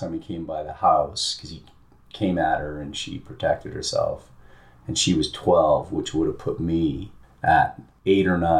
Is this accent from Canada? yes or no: yes; British Columbia, Canada; I grew up in Canada, in British Columbia on the West Coast, small town.